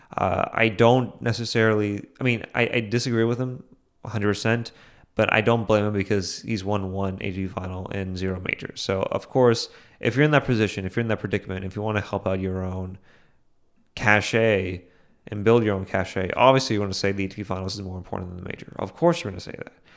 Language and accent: English; India; as an Indian